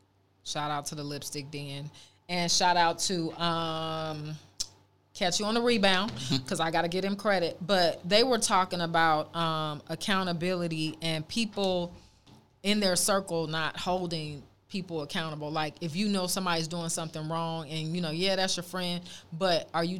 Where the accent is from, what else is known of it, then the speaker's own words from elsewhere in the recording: Oakland, California, United States; also born or lived in Los Angeles; growing up in Oakland